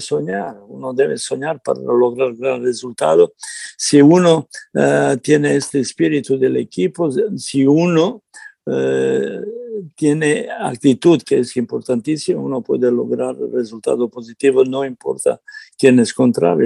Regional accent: Serbia; Spanish is a second language; now in Mexico; yo soy serbio

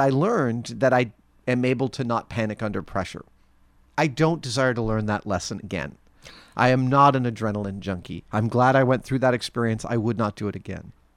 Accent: New York, United States; I grew up in New York

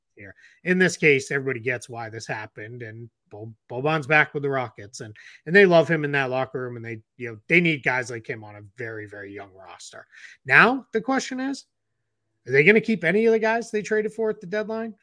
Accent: Boston, Massachusetts, United States; accent: Boston; my Boston accent

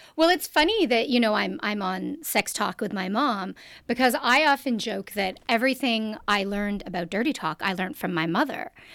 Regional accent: Canada; I'm also Canadian.

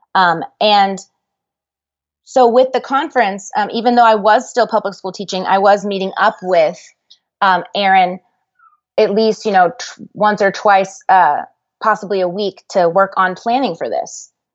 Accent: Dallas, Texas, United States; I'm from Dallas

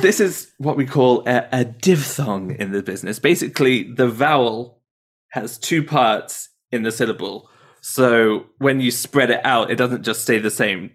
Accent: Midlands, United Kingdom; moved away; I'm from the Midlands

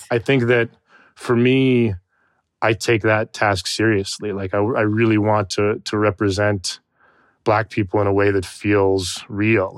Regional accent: Tucson, Arizona, United States; moved away; I was raised in Tucson, Arizona for the majority of my childhood

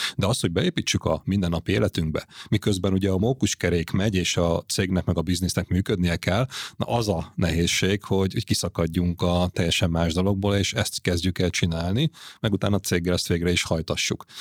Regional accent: Hungary

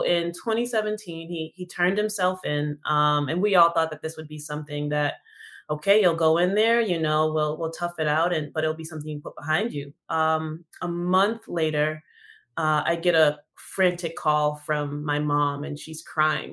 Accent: Massachusetts, United States; I'm from Massachusetts

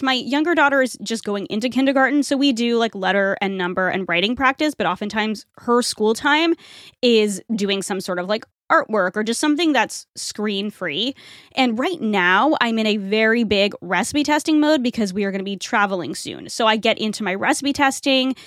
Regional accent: New England, United States; I'm from New England

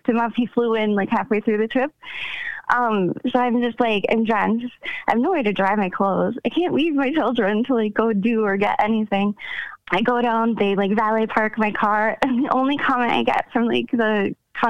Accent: Connecticut, United States; now in Minnesota, United States; So we live in Minnesota, but I'm from Connecticut.

